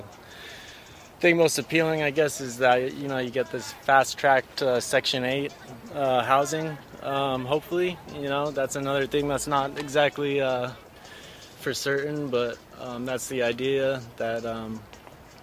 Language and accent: English; Santa Barbara, California, United States; also born or lived in Utah; now in Santa Barbara, United States; I'm from Santa Barbara